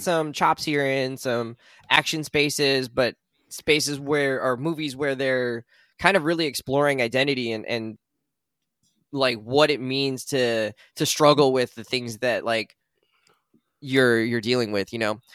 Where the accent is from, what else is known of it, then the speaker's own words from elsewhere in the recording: United States; Our experiences are entirely about growing up in America